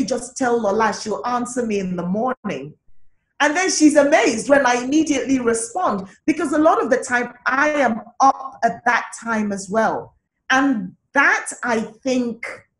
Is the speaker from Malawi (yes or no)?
no; Nigeria; as an African, as a Nigerian